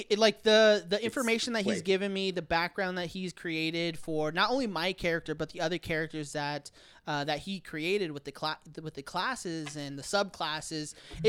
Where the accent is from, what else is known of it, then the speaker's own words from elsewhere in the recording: Glen Cove, New York, United States; Oh, me, I'm from Glen Cove.